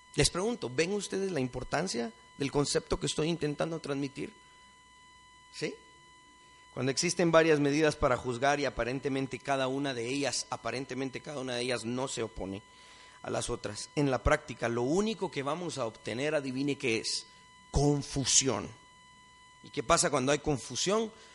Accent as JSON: {"language": "Spanish", "country": "Guatemala", "said": "somos un país multilingüe, multiétnico, dentro de estas fronteras todos somos guatemaltecos"}